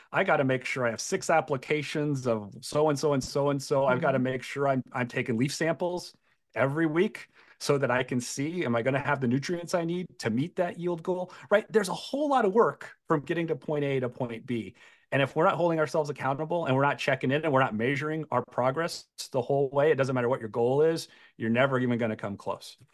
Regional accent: Iowa, United States; we're all from Iowa

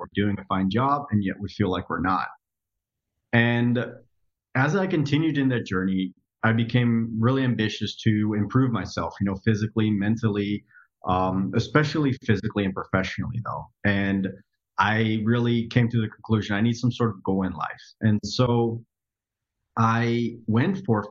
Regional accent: Netherlands; moved away as an adult; now in United States; So I grew up in the Netherlands. I was born and raised in Europe, lived there for 20 years.

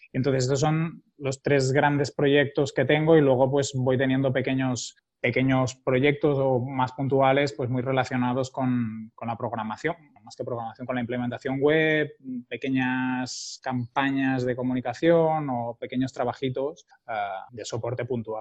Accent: Barcelona, Catalonia, Spain; also born or lived in Girona; soy de Barcelona, aunque muchos años he estado viviendo en Girona y me siento bastante de, Girona.

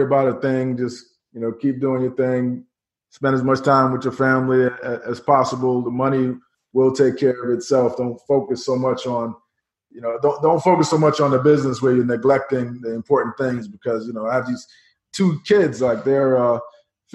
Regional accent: New York City, New York, United States; in New York City, where I grew up in Queens, New York

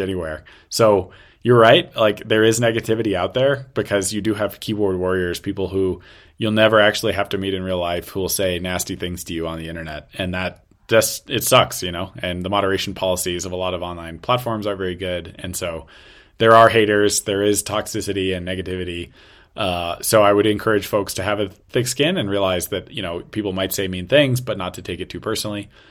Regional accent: United States; now in China; American living in China

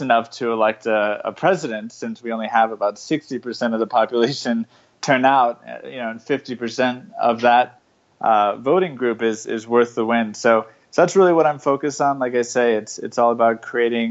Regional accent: Colorado, United States; I was raised in Colorado

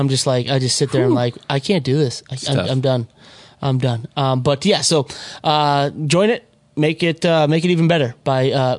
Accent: Minnesota, United States; moved away as an adult; now in Los Angeles, United States; I'm from Minnesota originally. I lived in Minnesota longer than I've lived in LA, but it's getting close to where it's about the same.

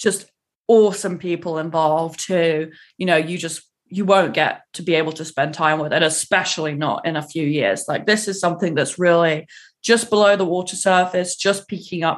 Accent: England, United Kingdom; now in United States; I have an English driving license because I'm English

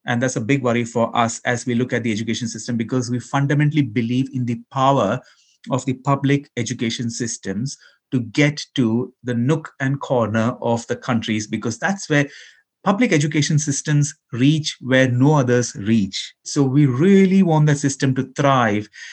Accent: Ahmedabad, Gujarat, India; also born or lived in Kerala, India; I was born in Kerala, in India, but I grew up in Gujarat, in Western India, in the city of Ahmedabad.

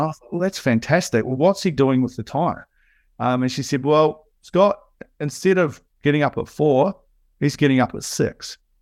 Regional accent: New Zealand; as you can hear, I'm a Kiwi. So, um, in New Zealand, growing up

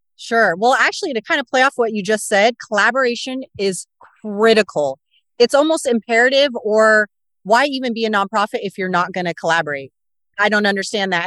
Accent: Corvallis, Oregon, United States; I grew up in Corvallis, Oregon, of all places

